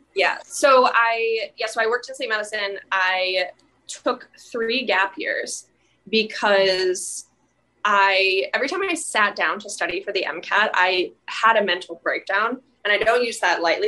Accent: St. Louis, Missouri, United States; now in New York City, United States; I'm originally from St. Louis, Missouri. Um, I'm currently in New York City studying at NYU Law

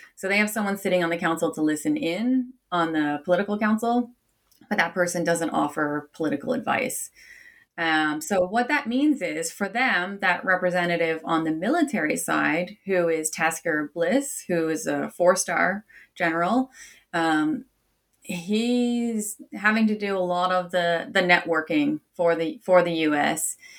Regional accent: Canada; I'm Canadian by origin

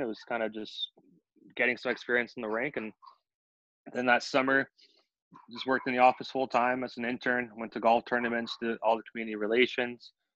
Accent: Collingwood, Ontario, Canada; I was born and raised up in Collingwood, which is about, for most people, they may know Blue Mountain a little bit better, but it's a little bit northern Ontario.

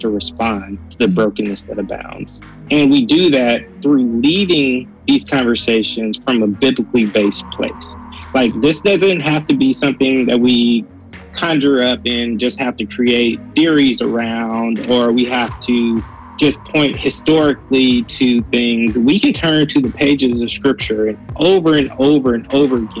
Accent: Atlanta, Georgia, United States; moved away as an adult; also born or lived in Chicago, Illinois / Oakland, California; I am originally from the Metro Atlanta area, which I just relocated

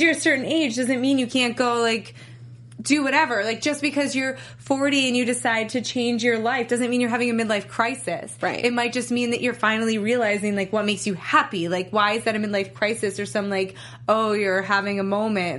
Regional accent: New York, United States; I grew up in New York, so I used to go camping a lot

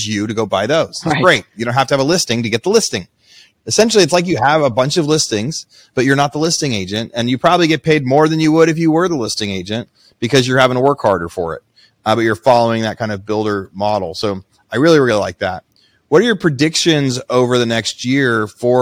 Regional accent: Southern Oregon, United States; where I grew up in Southern Oregon

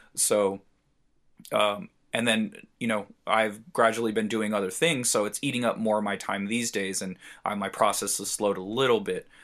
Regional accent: San Diego, California, United States; I'm from San Diego

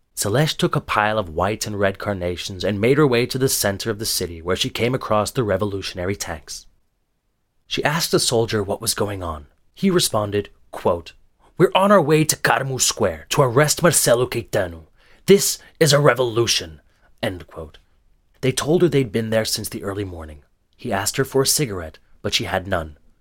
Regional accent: Lisbon, Portugal; I was born in a free and democratic Lisbon

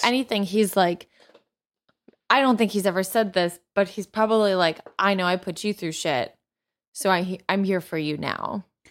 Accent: United States; I'm an American

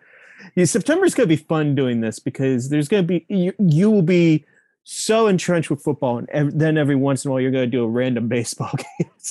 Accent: Pittsburgh, Pennsylvania, United States; I am from Pittsburgh, true and true. That is Heinz Field.

